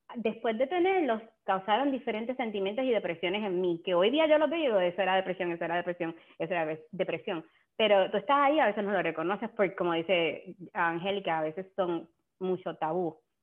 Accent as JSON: {"language": "Spanish", "town": "San Germán", "country": "Puerto Rico", "said": "yo soy de Puerto Rico también, de San Germán"}